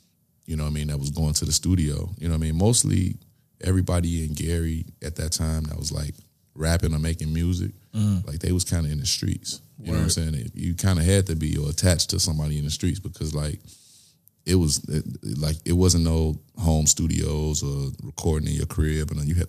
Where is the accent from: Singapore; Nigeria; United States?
Nigeria; You know I'm Nigerian, right?